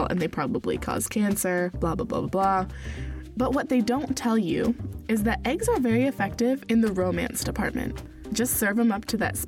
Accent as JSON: {"language": "English", "region": "West Virginia", "country": "United States", "tie": "born or raised there", "said": "my childhood growing up in West Virginia as an evangelical Christian farm child"}